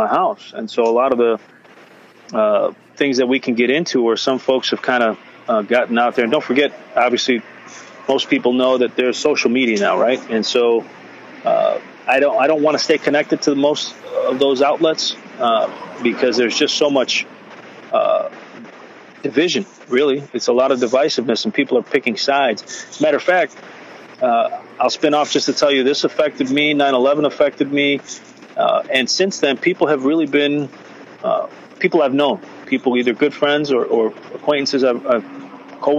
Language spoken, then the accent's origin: English; United States; I'm an American.